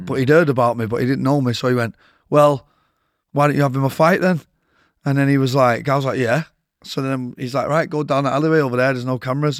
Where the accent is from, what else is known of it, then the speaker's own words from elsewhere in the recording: Manchester, North West England, United Kingdom; I grew up in Withington